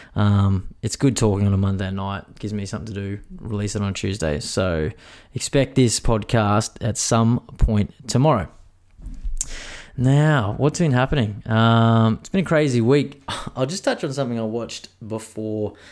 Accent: Queensland, Australia; as a Queenslander

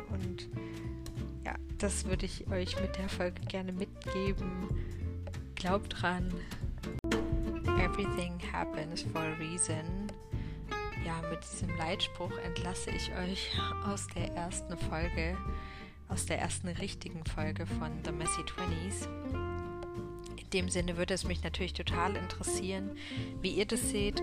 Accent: hometown near Karlsruhe, Baden-Württemberg, Germany; jetzt bin ich schon wieder in meiner Heimatstadt

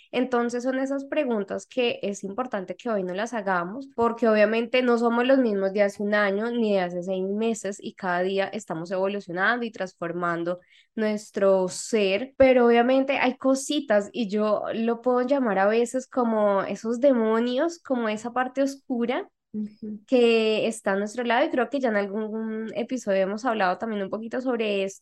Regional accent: Mexico; de México

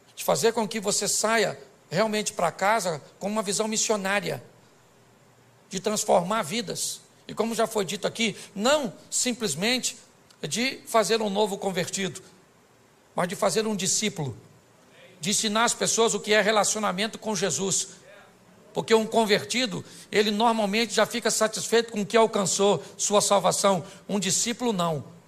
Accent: Rio de Janeiro, Brazil; eu sou carioca

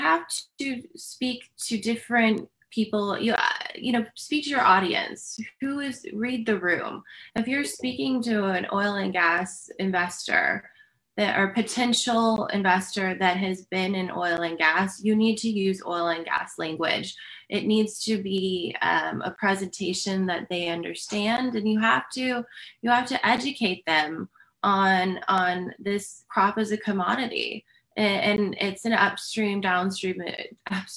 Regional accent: Houston, Texas, United States; growing up in Houston, which is where I am based

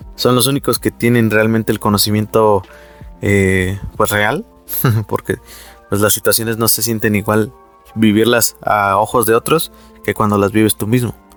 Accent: Mexico; como mexicanos

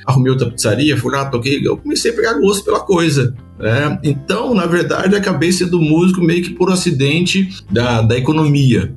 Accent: São José dos Campos, São Paulo, Brazil; eu saí da ITEP nessa época para o mercado de trabalho já com 6 mil desempregados em São José dos Campos

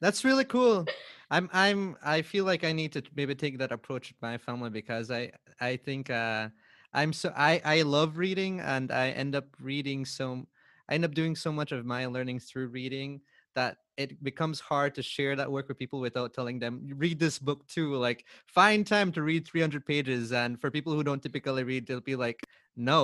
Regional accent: Belize; I grew up back at Bush

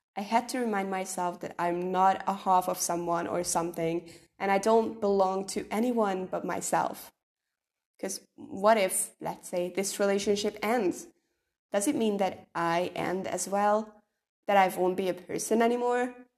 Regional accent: Hungary; I'm from Hungary

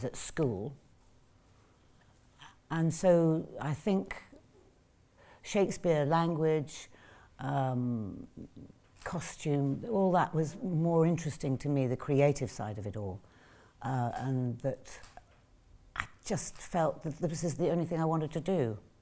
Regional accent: England, United Kingdom; also born or lived in New York, United States; I was born in New York, and we didn't come to this country until I was about three

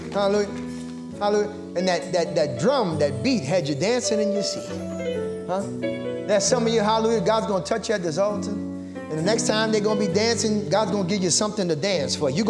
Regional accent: Charlotte, North Carolina, United States; we're from Charlotte, North Carolina.

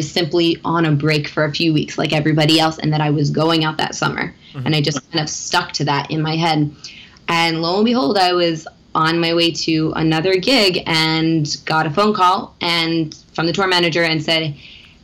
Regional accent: Philadelphia, Pennsylvania, United States; I'm originally from Philadelphia

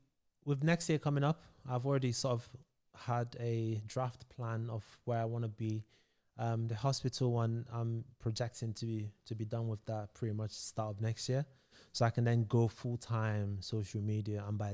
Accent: Nigeria; now in London, United Kingdom; So I moved to London from Nigeria, West Africa.

